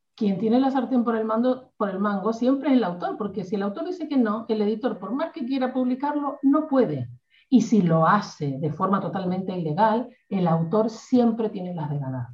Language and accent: Spanish; Argentina; yo soy argentina